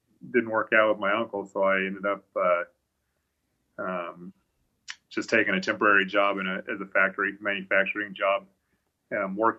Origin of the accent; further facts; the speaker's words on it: Aberdeen, Idaho, United States; moved away; also born or lived in Blackfoot, Idaho / Missouri; I was born in Blackfoot, but I grew up in Aberdeen, actually was on the other side of Snake River.